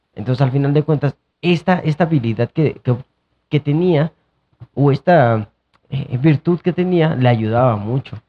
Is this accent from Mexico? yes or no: yes; Mexico